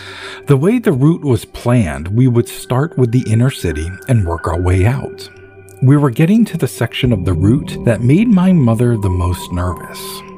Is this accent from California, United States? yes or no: yes; California, United States; I grew up in Northern California and have seen coyotes, bears, deer, fox, and mountain lions.